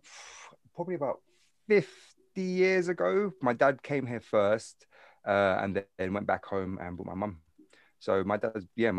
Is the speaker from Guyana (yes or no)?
yes; Guyana; I'm actually from South America. A place called Guyana, which is classed as the Caribbean.